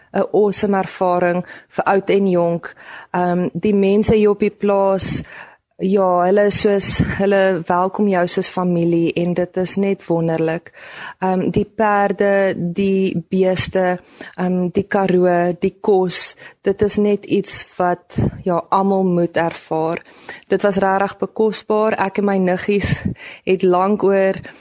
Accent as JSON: {"language": "Afrikaans", "town": "Bloemfontein", "region": "Free State", "country": "South Africa", "said": "ek is van Bloemfontein"}